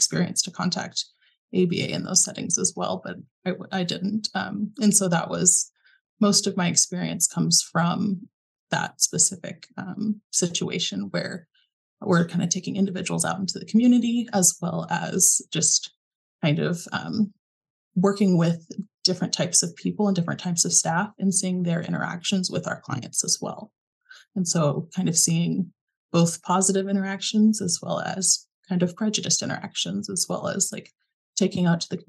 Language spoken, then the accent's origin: English; Springfield, Missouri, United States; moved away; But I'm actually from Springfield, and that's Springfield, Missouri, which is where Missouri State is based out